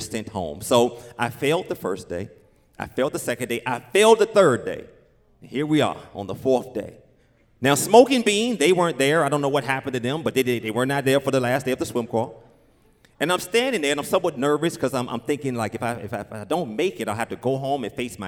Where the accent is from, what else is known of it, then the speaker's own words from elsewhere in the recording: Richmond, Virginia, United States; I grew up in Richmond, Virginia, as I said, in this neighborhood, Oak Grove, Bellmead, Blackwell, inner city